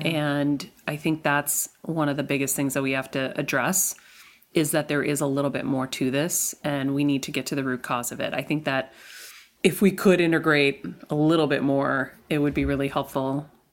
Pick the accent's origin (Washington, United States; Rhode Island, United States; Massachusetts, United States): Massachusetts, United States; Medford; I am from Medford, Massachusetts, born to Greek immigrant parents